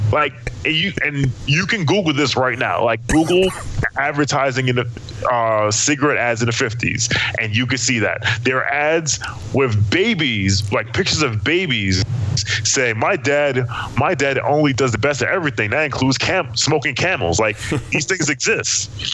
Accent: New York, United States; I'm from Marcy Projects. Marcy's son, what?

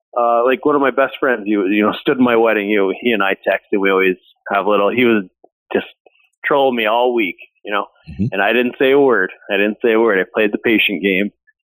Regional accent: Ishpeming, Michigan, United States; I'm from Ishpeming. It's Marquette's probably the biggest city.

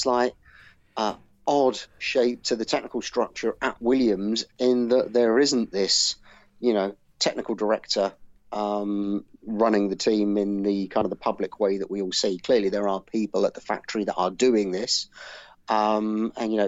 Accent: United Kingdom; as a British person

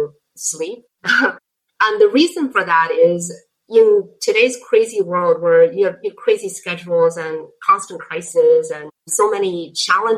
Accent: Beijing, China; English is a second language; moved away as an adult; now in United States; I grew up in Beijing and I went to college in Beijing

